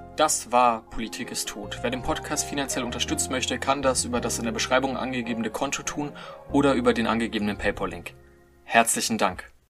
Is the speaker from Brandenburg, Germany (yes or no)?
no; Munich, Bavaria, Germany; als, als Münchner natürlich ein großer Bayern-Fan